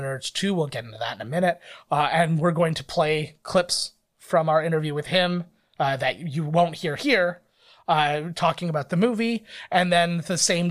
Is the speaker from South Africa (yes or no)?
no; Canada; We're Canadian